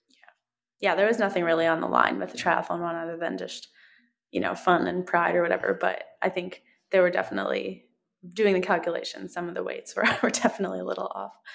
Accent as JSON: {"language": "English", "country": "Canada", "also_born_or_lived": "Oregon", "said": "I'm Canadian, so we spend kind of half the year there"}